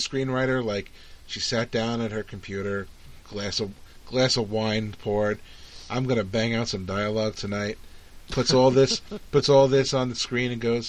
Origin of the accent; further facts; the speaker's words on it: New York City, New York, United States; I grew up in New York City